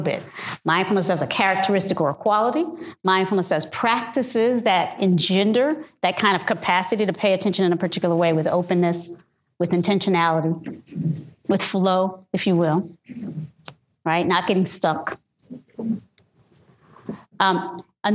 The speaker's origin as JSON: {"language": "English", "region": "the South", "country": "United States", "said": "I'm from the South"}